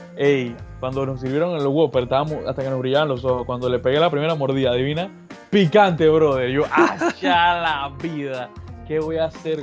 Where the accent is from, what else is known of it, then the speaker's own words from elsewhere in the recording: Panama; yo no soy irlandés, yo soy panameño.